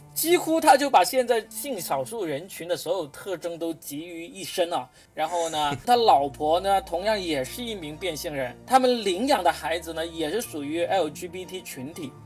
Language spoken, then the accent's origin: Chinese; China; 我们中国人